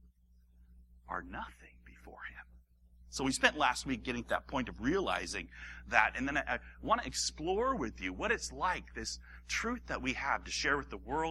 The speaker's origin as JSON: {"language": "English", "region": "Hawaii", "country": "United States", "tie": "born or raised there", "said": "I grew up in Hawaii"}